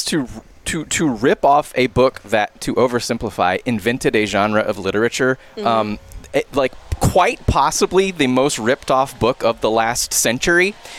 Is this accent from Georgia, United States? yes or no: yes; Georgia, United States; I was born in Georgia.